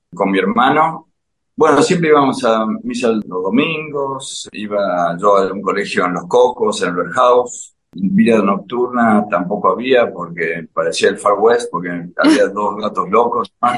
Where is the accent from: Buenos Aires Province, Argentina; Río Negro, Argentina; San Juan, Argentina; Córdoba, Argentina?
Córdoba, Argentina; La Falda; yo nací ahí en La Falda, en la Sierra de Córdoba, mucha actividad al aire libre, Fui a un lindo colegio